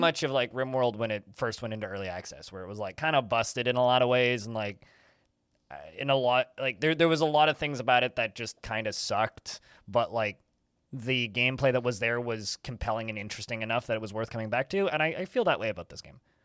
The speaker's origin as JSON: {"language": "English", "town": "Maple Ridge", "region": "British Columbia", "country": "Canada", "tie": "born or raised there", "said": "my hometown, oddly enough, of Maple Ridge, Canada."}